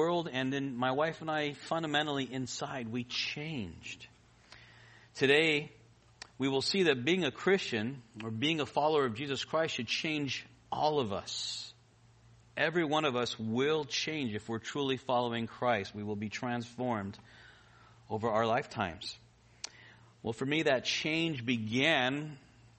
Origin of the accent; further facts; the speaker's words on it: Los Angeles, California, United States; moved away as an adult; also born or lived in Philippines; I was born in Kaiser Hospital Panorama, not too far from here. And I grew up in the valley